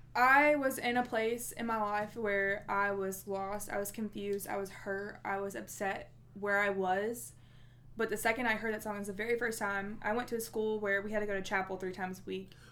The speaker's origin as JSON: {"language": "English", "town": "Nashville", "region": "Tennessee", "country": "United States", "tie": "born or raised there", "said": "I am from Nashville, Tennessee"}